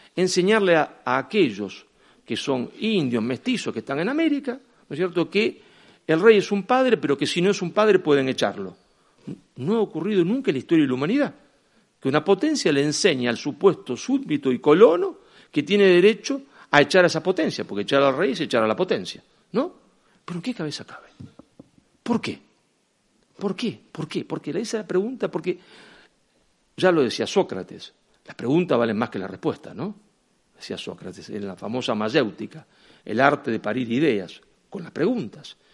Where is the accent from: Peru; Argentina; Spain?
Argentina; cada vez que uno me presentaba como argentino